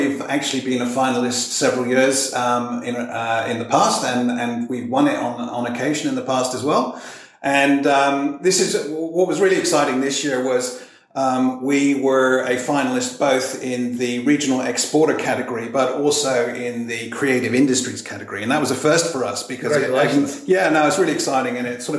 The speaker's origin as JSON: {"language": "English", "region": "South West England", "country": "United Kingdom", "tie": "born or raised there", "also_born_or_lived": "Europe / Asia / America", "accent": "melting pot of different accents", "lives_now": "Australia", "said": "My accent's a little bit messed up because it's a melting pot of different accents. I actually grew up in regional England in the Cotswolds."}